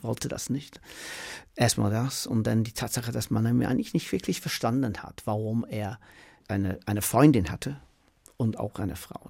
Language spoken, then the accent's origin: German; Manchester, North West England, United Kingdom; German is a second language; moved away as an adult; now in Berlin, Germany; ich komme aus Manchester, aus dem Council House